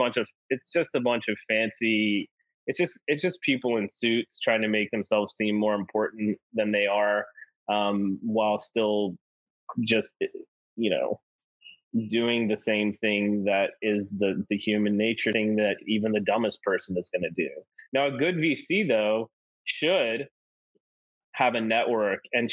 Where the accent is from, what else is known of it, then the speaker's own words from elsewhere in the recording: the South, United States; I'm from the South